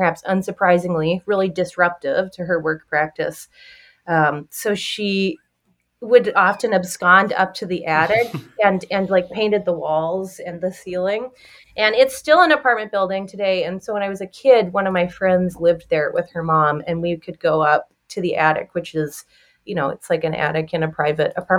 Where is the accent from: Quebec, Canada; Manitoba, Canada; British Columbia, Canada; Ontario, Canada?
British Columbia, Canada; Victoria; now in Chicago, United States; growing up in the Pacific Northwest and in Victoria, became symbolic of the island where I grew up